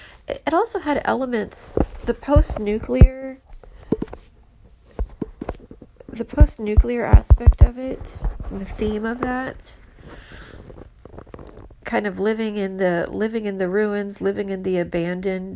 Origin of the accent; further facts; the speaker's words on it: Houston, Texas, United States; moved away as an adult; now in San Francisco, United States; I'm from Houston, but I've been here for 15 years